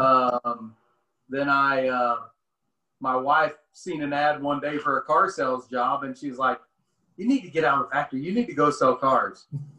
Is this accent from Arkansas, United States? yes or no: yes; Cherokee City, Arkansas, United States; also born or lived in Siloam Springs; Well, I was born and raised in Cherokee City, which is, 15 miles outside of Siloam. Hmm. So yeah, I was actually born in Siloam, but I lived out there with my grandpa most of my life.